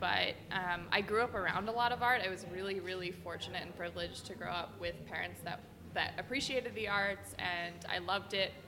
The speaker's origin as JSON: {"language": "English", "town": "Morristown", "region": "New Jersey", "country": "United States", "tie": "born or raised there", "also_born_or_lived": "Florida", "moved": "as an adult", "lives_now": "Brooklyn, United States", "said": "I grew up in New Jersey in the Morristown area"}